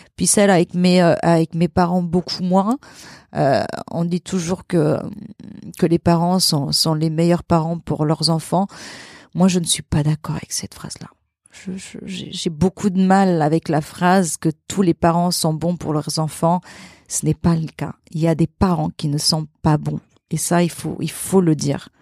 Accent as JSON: {"language": "French", "country": "Luxembourg", "tie": "born or raised there", "also_born_or_lived": "Portugal", "moved": "yes", "lives_now": "Paris, France", "said": "j'ai grandi j'ai grandi au Luxembourg mais mais je suis née au Portugal et je suis restée jusqu'à l'âge de mes 5 ans"}